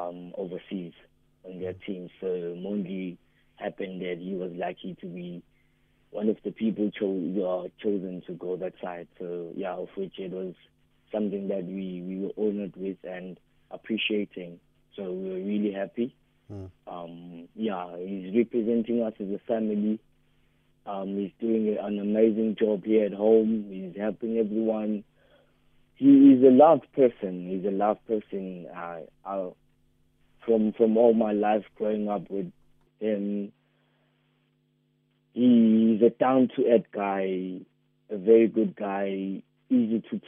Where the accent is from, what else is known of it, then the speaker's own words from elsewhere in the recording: Umlazi, KwaZulu-Natal, South Africa; We are from Umlazi, B section